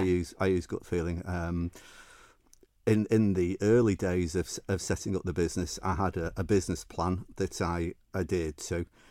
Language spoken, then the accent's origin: English; Manchester, North West England, United Kingdom; accent: northern Mancunian; moved away as an adult; now in Isle of Man; I was in the U K, as you can tell by my, my northern Mancunian accent.